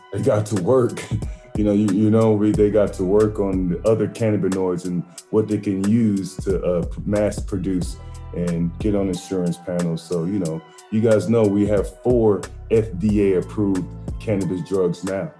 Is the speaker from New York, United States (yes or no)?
no; New Jersey, United States; that's where I was born at in Jersey.